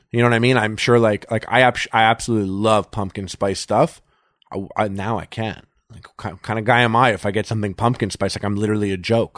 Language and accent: English; Montreal, Quebec, Canada; moved away as an adult; now in Los Angeles, United States; I'm from Montreal